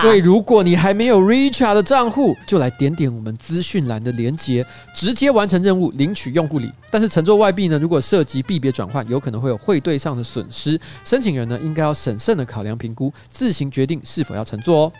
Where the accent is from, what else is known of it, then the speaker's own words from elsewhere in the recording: northern Taiwan, Taiwan; 我从小在北部长大